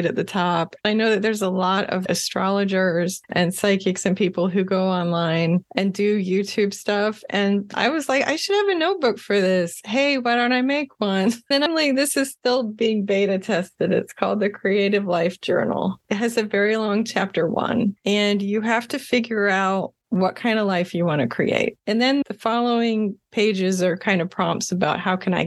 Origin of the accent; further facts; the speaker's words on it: Florida, United States; I grew up in Florida